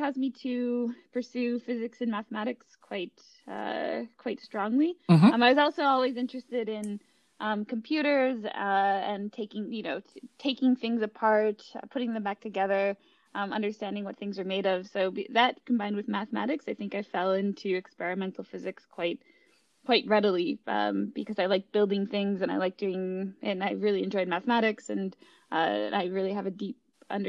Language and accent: English; Minnesota, United States; moved away as an adult; also born or lived in upstate New York / El Segundo, California; now in Princeton, United States; I grew up in Minnesota